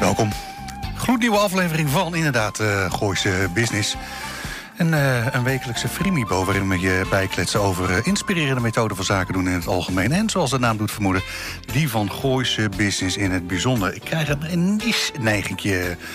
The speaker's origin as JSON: {"language": "Dutch", "town": "Zwolle", "region": "Overijssel", "country": "Netherlands", "tie": "born or raised there", "moved": "yes", "said": "ik kwam uit Zwolle daar, daar, een beetje daar die kant op"}